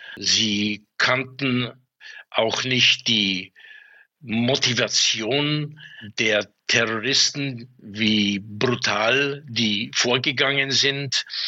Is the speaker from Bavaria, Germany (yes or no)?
yes; Munich, Bavaria, Germany; Ich bin ja in München aufgewachsen